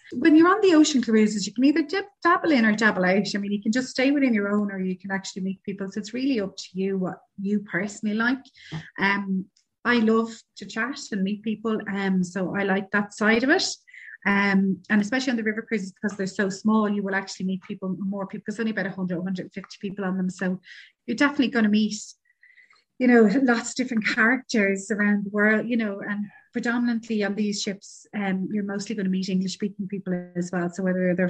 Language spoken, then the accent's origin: English; Ireland; Irish travelers